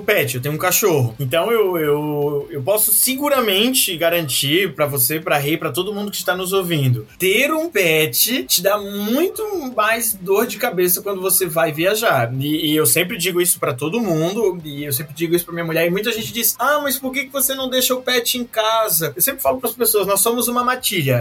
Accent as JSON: {"language": "Portuguese", "region": "Santa Catarina", "country": "Brazil", "said": "eu sou de Santa Catarina"}